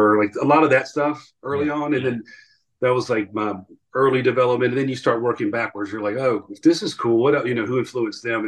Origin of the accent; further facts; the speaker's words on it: Atlanta, Georgia, United States; Yeah, so we grew up in Georgia. We were born and raised in Atlanta